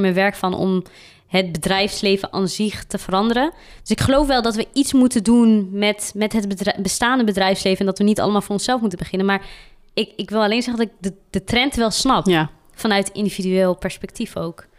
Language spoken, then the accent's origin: Dutch; Randstad, Netherlands; now in Tilburg, Netherlands; Ik kom meer uit de Randstadkant, zeg maar. En eh, ik ben hierheen verhuisd.